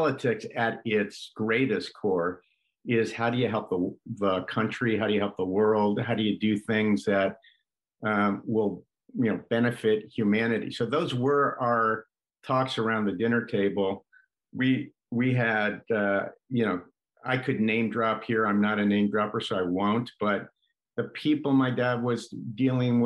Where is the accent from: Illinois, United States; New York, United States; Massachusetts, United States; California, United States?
New York, United States; Pleasantville; I grew up in New York in a place called Pleasantville.